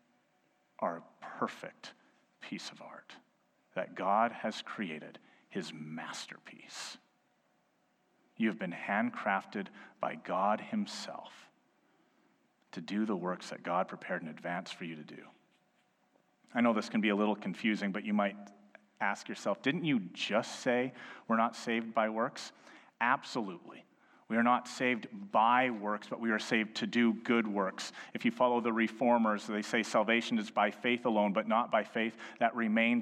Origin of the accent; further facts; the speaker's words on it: Edmonton, Alberta, Canada; I was born and raised in Edmonton. I've lived in two other provinces, but this is my home city.